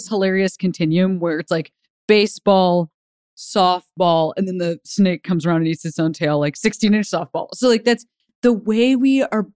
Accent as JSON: {"language": "English", "town": "Chicago", "region": "Illinois", "country": "United States", "said": "I'm from Chicago."}